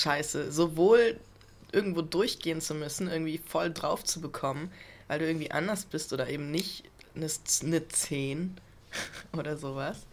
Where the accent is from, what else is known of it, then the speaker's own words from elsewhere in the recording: Germany; ich bin Deutscher.